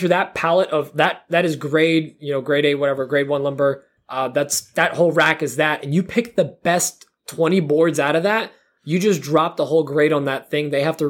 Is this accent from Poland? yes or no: yes; Poland; born there; which I cannot spell because I was born in Poland.